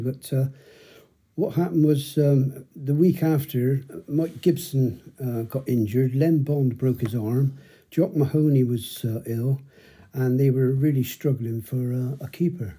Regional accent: Bristol, South West England, United Kingdom; I grew up in High Ridge

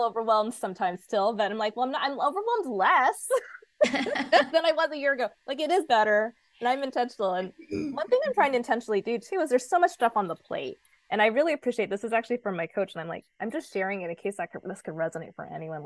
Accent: Oregon, United States; I grew up in Oregon

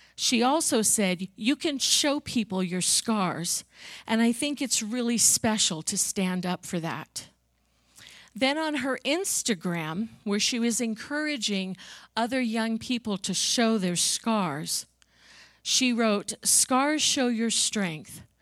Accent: Long Island, New York, United States; I grew up on Long Island in New York

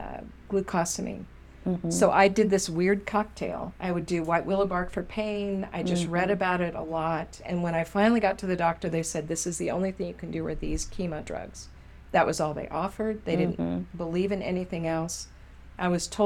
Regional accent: Southern California, United States; moved away; California, raised in Southern, moved to Northern

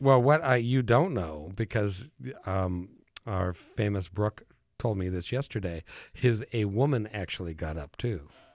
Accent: Idaho Falls, Idaho, United States; I was born in Idaho Falls

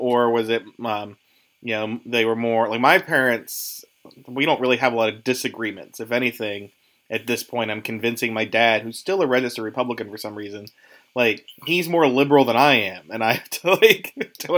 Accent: Pittsburgh, Pennsylvania, United States; now in Philadelphia, United States; I grew up in Pittsburgh

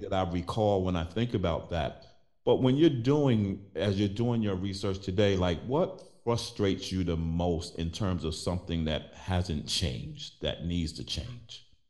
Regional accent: New York City, New York, United States; I was born and raised in Brooklyn

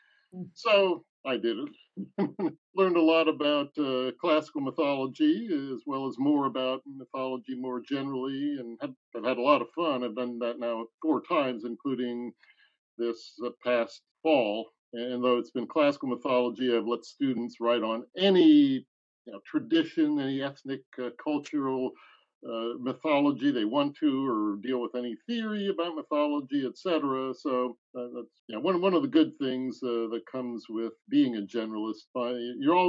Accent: Bethlehem, Pennsylvania, United States; now in Fayetteville, United States; born in Bethlehem

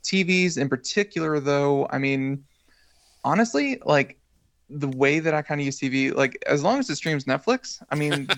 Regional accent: United States; because I'm American

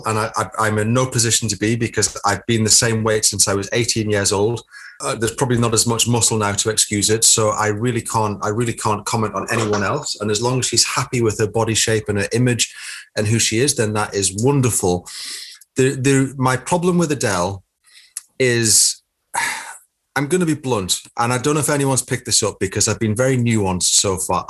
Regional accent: Newcastle upon Tyne, North East England, United Kingdom; moved away as an adult; also born or lived in Manchester; because I come from the Northeast.

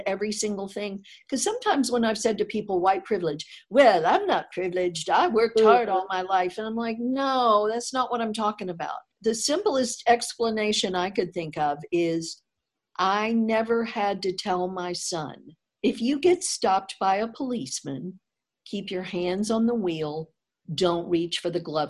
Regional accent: Deep South, United States; I grew up in the Deep South.

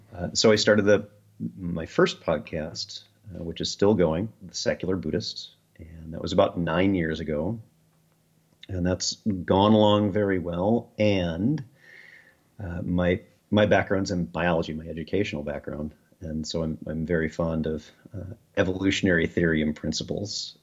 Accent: Midwest, United States; Midwest Americans

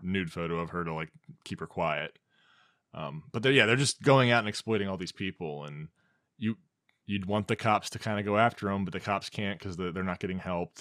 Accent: United States; being an American

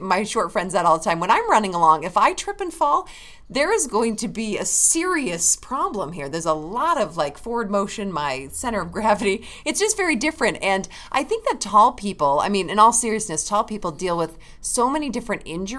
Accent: East Coast, United States; now in West Coast, United States; I was born on the East Coast of things, and so we pronounce it … there, even though I'm here on the West

